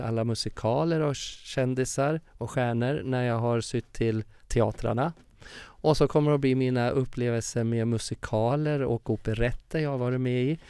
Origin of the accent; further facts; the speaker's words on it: Furuvik, Gävleborg County, Sweden; moved away; also born or lived in Stockholm / Uppsala; min uppväxt i Furviksparken hur jag körde karusell i Furuvik